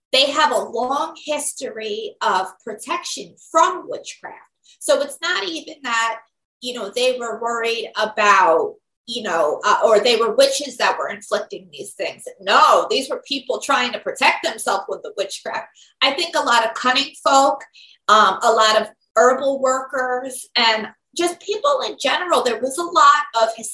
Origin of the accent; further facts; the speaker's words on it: New York, United States; I am from New York, New York State to be exact